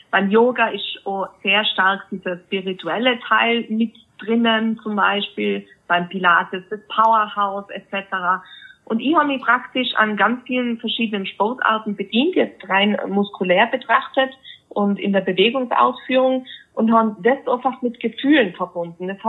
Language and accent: German; Innsbruck, Tyrol, Austria; ich komme ja aus Innsbruck, Österreich, wie du schon